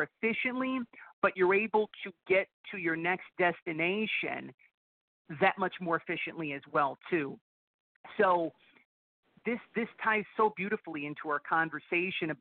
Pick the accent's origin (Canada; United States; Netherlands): United States; Buffalo, New York; Born and raised, yes. Buffalo